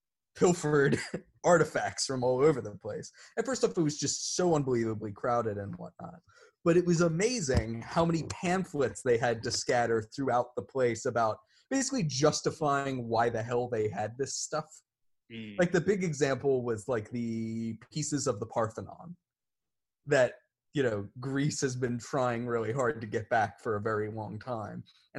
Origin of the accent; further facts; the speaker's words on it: Canada; I am Canadian and I'm angry that you didn't get through all the snacks.